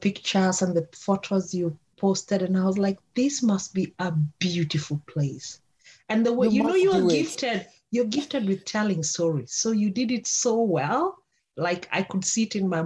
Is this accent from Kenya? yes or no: yes; Kenya; where I come from Kenya